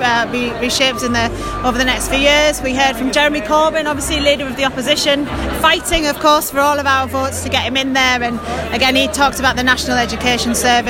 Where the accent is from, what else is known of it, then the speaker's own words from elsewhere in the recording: Middlesbrough, North East England, United Kingdom; I am from Middlesbrough. I went to a city technology college